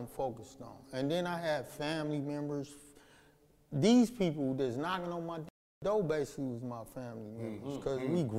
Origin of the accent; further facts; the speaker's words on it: Los Angeles, California, United States; South Central Los Angeles. Not Central or South Los Angeles. South Central.